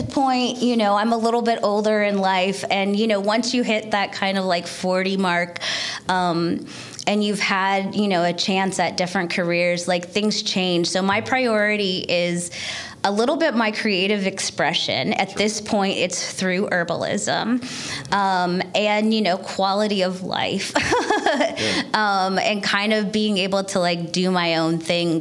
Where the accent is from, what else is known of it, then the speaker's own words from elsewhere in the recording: Northern California, United States; moved away as an adult; also born or lived in Seattle; now in Baltimore, United States; I was born and raised in Northern California, and then college in Seattle, and then straight over from Seattle to Baltimore